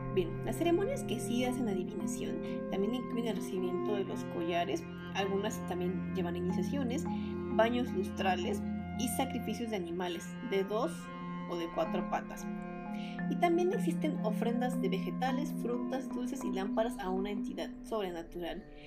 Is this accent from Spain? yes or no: no; Mexico